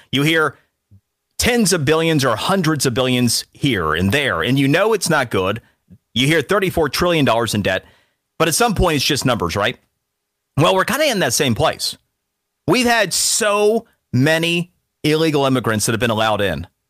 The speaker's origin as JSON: {"language": "English", "region": "Florida", "country": "United States", "said": "Florida, because it's my home state."}